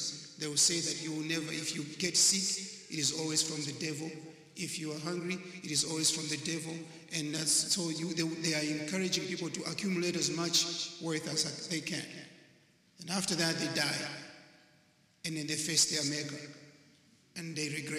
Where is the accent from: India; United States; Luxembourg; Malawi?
Malawi; I come from Malawi, not Maui. That's in Africa